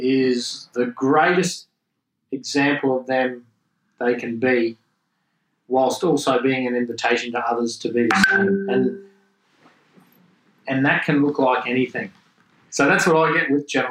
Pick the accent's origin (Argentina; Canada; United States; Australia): Australia; accent: Australian; growing up in Australia and being in that trade environment